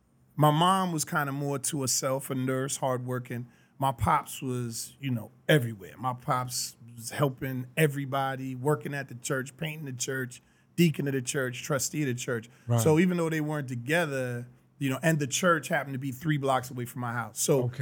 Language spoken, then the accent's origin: English; White Plains, New York, United States; born or raised there; moved away; also born or lived in Washington, D.C.